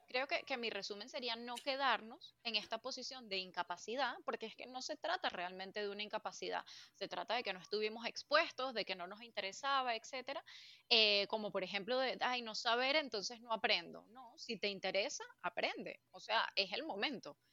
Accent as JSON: {"language": "Spanish", "country": "Venezuela", "also_born_or_lived": "United States", "moved": "as an adult", "lives_now": "Spain", "said": "yo aprendí a hacer cosas cuando finalmente me fui de, de Venezuela para Estados Unidos"}